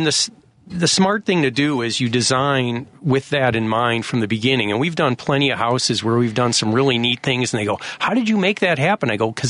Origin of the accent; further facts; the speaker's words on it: Highland Park, Illinois, United States; now in Evanston, United States; I grew up in Highland Park.